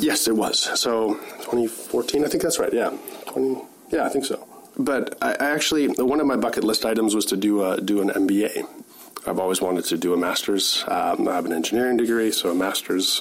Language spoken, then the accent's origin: English; Winnipeg, Manitoba, Canada; moved away as an adult; also born or lived in Kitchener-Waterloo; now in Kelowna, Canada; I grew up in Winnipeg